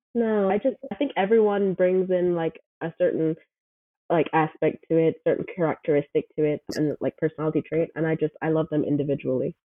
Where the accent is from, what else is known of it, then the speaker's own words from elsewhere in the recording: Kingston, Jamaica; moved away as an adult; also born or lived in Buford, Georgia; now in Brunswick, United States; I'm originally from Jamaica. I was born and raised in Kingston, Jamaica. I think I moved when I was 21.